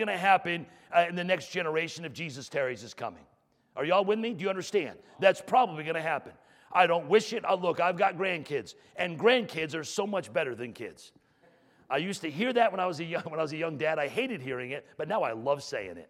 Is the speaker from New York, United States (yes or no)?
yes; New York, United States; moved away; I grew up in New York